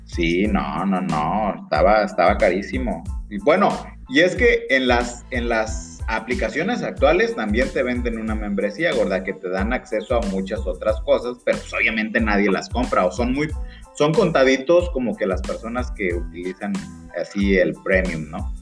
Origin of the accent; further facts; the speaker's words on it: Mexico; los que somos de México